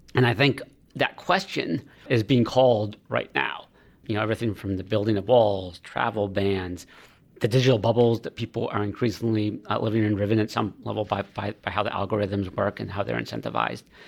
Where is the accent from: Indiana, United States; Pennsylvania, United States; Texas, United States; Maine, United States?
Maine, United States; moved away; I'm from Maine originally